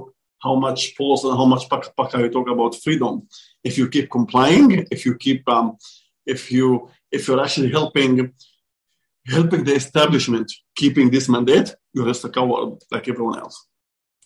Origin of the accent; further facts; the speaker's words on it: Israel; moved away; I'm from Israel